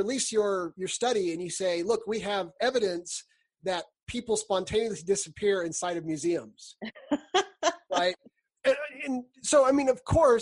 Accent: California, United States; now in Utah, United States; I grew up in California

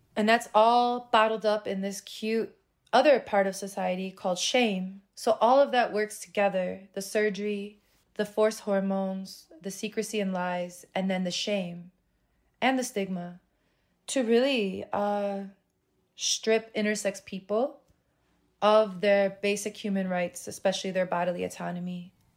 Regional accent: Chicago, Illinois, United States; I was born in Chicago, born and raised, still live there

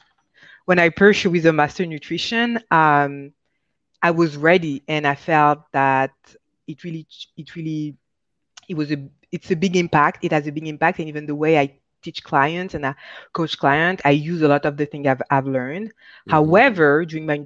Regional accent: France; moved away; also born or lived in Michigan, United States; I grew up in France. I'm born in the US, Michigan, but I grew up in France.

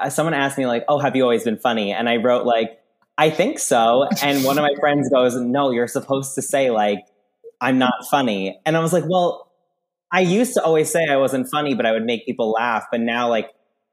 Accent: Long Island, New York, United States; moved away as an adult; I'm from Long Island, grew up there

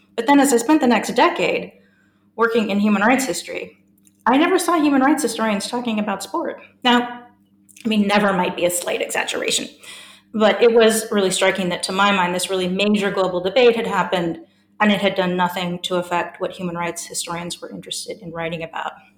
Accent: San Francisco, California, United States; moved away as an adult; also born or lived in Melbourne, Australia; now in Durham, United Kingdom; I grew up in the fabulous city of San Francisco

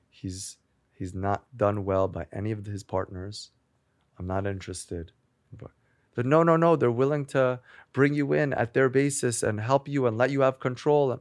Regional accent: Great Neck, New York, United States; also born or lived in Manhattan, New York; I grew up in Great Neck in Long Island.

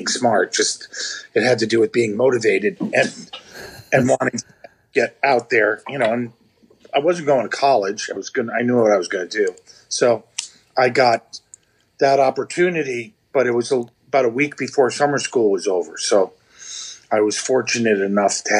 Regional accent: Westchester County, New York, United States; moved away as an adult; also born or lived in Manhattan; now in Woodstock, United States; I grew up in Westchester County, which is a suburb. It's the suburbs of New York

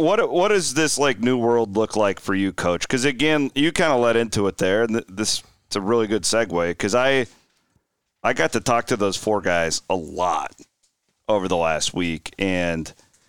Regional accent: Clarinda, Iowa, United States; Bloom's the farthest thing from a kid from Clarinda, Iowa that you can possibly imagine.

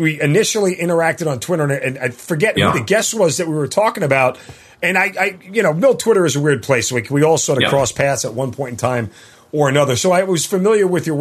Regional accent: New York, United States; I grew up in New York

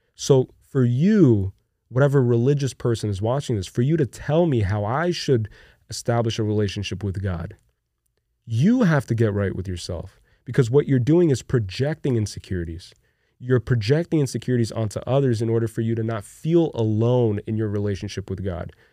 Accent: Brazil; born or raised there; moved away

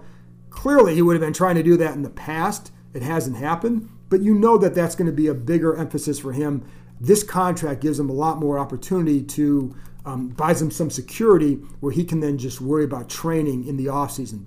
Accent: Cleveland, Ohio, United States; now in Washington, United States; I grew up in Cleveland

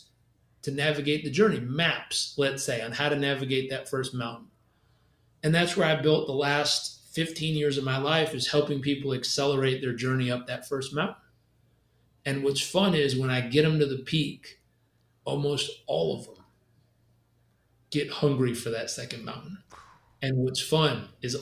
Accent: California, United States; I grew up in California

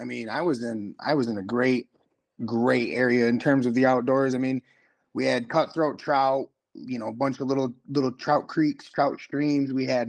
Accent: Kent City, Michigan, United States; now in Muskegon, United States; So, you know, like you said … I'm originally from Kent City. I live out here in Muskegon now.

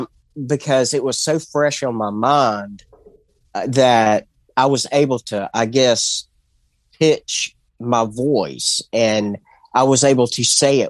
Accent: Mobile, Alabama, United States; I'm from Mobile, Alabama

